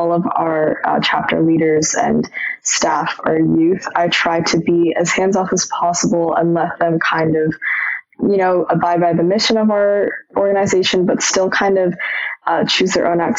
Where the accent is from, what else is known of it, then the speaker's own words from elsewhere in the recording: Seattle, Washington, United States; I'm from Seattle